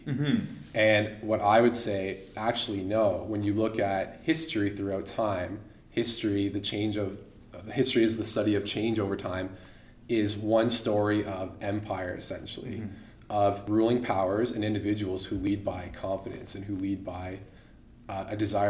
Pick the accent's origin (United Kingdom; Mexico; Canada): Canada; we're Canadian